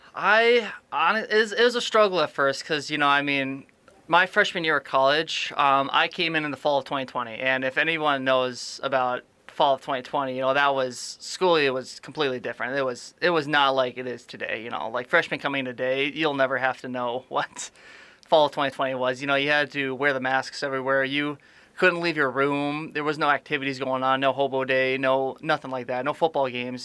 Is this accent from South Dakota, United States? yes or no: yes; Aberdeen, South Dakota, United States; I am from Aberdeen, South Dakota, a little northeast town